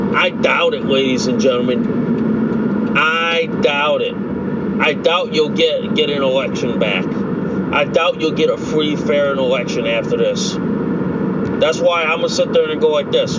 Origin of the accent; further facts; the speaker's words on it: United States; as an American citizen